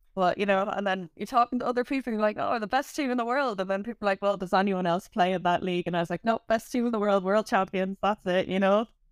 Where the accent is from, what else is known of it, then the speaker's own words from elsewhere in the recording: Ireland; growing up in Ireland